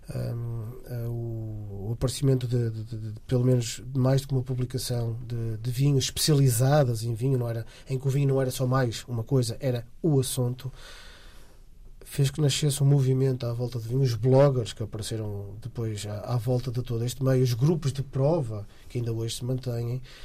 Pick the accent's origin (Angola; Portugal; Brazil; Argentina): Portugal; Porto, Norte; also born or lived in Alentejo; regressei a casa, ao Porto, eu sou do Porto